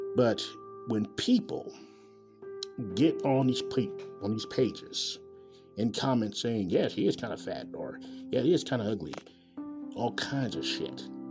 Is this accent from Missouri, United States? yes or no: yes; Kansas City, Missouri, United States; from Kansas City, Missouri, my hometown.